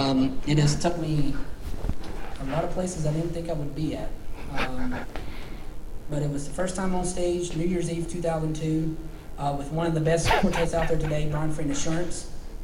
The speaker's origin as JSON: {"language": "English", "town": "Salisbury", "region": "North Carolina", "country": "United States", "tie": "born or raised there", "said": "my hometown church, Gospel Light Baptist Church in Salisbury, North Carolina"}